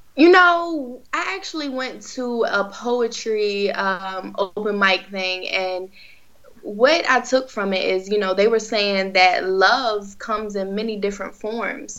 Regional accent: Virginia Beach, Virginia, United States; I've been in the beach my whole life. So I'm actually from Virginia Beach

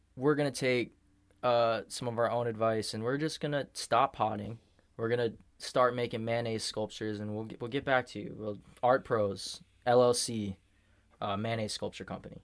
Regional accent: United States; I grew up an American, too. I've never even been a Mexican

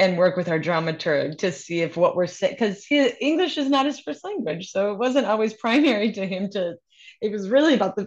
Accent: Minneapolis, Minnesota, United States; now in New York City, United States; Growing up in Minneapolis, there was a theater company

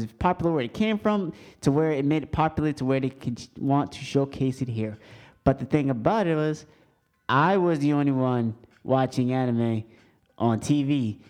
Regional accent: England, United Kingdom; first language English; because I'm English. English is my first language.

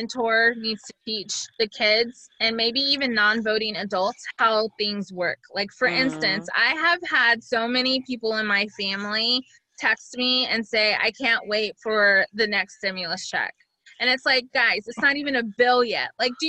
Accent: United States; And I am so American that I'm like, but I don't have a latte in there.

